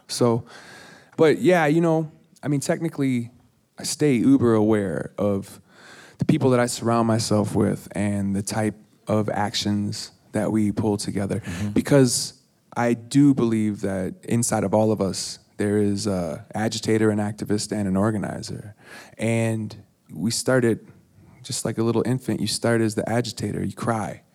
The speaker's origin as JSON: {"language": "English", "town": "Minneapolis", "region": "Minnesota", "country": "United States", "accent": "East Coast", "said": "I was from Minneapolis"}